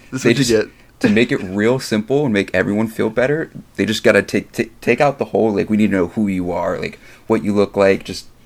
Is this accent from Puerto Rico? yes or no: yes; Puerto Rico; I'm Puerto Rican.